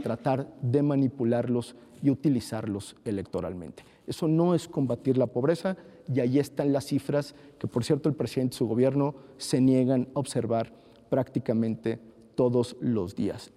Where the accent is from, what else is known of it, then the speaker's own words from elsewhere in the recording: Jalisco, Mexico; Yo soy jalisciense, he hecho gran parte de mi vida eh, política en Jalisco